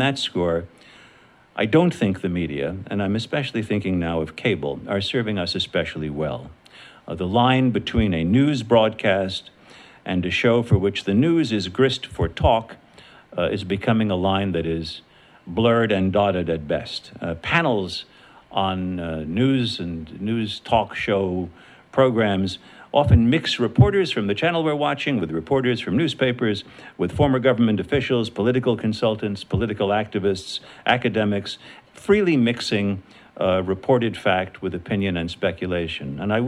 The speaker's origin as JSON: {"language": "English", "town": "New York City", "region": "New York", "country": "United States", "tie": "born or raised there", "said": "where I grew up in New York City"}